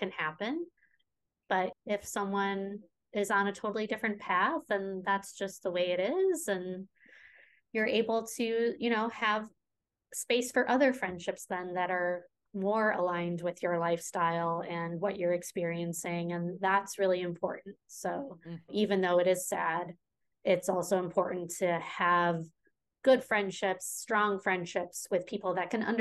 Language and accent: English; the Chicago suburbs, Illinois, United States; moved away as an adult; also born or lived in New York; I grew up in the Chicago suburbs